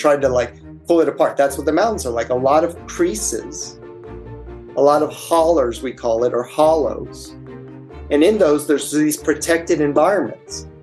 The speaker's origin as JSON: {"language": "English", "town": "Miami", "region": "Florida", "country": "United States", "tie": "born or raised there", "moved": "yes", "said": "growing up in Miami"}